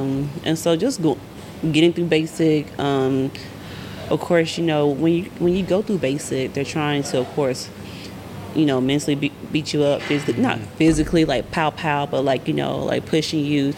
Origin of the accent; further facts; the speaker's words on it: Arkansas, United States; I'm from Arkansas, of course.